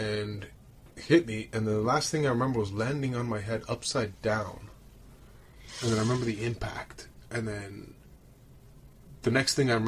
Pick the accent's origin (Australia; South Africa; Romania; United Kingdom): Romania; moved away; I grew up in Romania. I'm from Romania.